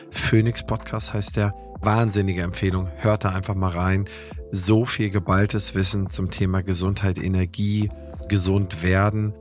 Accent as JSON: {"language": "German", "area": "near Eckernförde", "region": "Schleswig-Holstein", "country": "Germany", "said": "ich bin ja auch Holsteiner, das heißt, ich komme hier aus der Nähe von Eckernförde"}